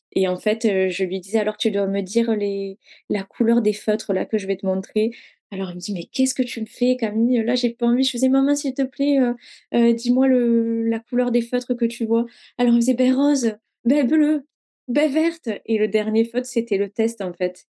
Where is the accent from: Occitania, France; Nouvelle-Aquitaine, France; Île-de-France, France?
Occitania, France; Hérault; now in Toulouse, France; Moi, je viens de l'Hérault